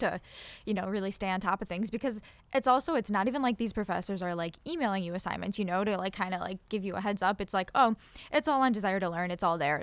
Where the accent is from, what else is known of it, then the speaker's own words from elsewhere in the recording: Buffalo, New York, United States; I'm from Buffalo, I don't plan on leaving Buffalo